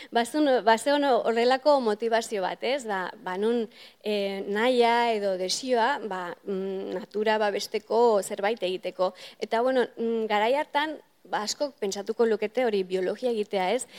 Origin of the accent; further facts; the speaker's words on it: Irun, Basque Country, Spain; moved away as an adult; now in Cambridge, United Kingdom; ni irunen hasi nintzen gehien bat